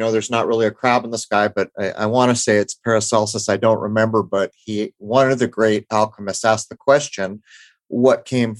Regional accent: San Diego, California, United States; moved away; Growing up in San Diego

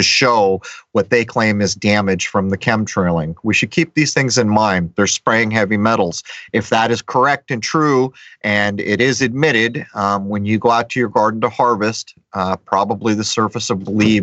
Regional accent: San Diego, California, United States; I grew up in the East County of San Diego, way out in the hills, and I spent endless hours of my childhood hiking.

